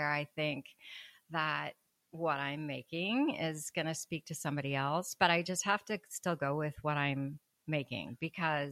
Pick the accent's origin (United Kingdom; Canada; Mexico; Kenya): Mexico; moved away; I'm from Mexico